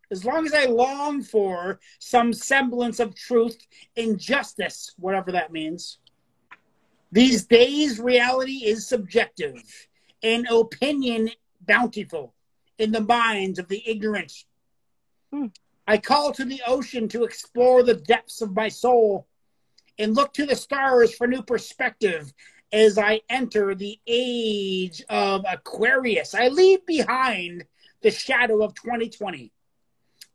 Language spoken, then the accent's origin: English; Canada; I'm the happy, peaceful, fun-loving Canadian